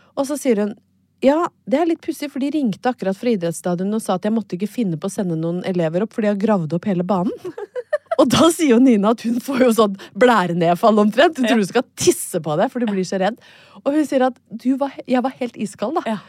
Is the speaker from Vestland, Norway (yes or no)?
no; Brøttum, Innlandet, Norway; moved away; har jeg vært hjemme på Brøttum